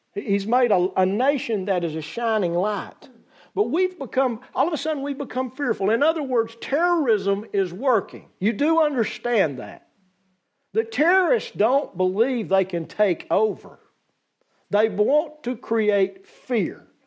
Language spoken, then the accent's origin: English; United States; As an American society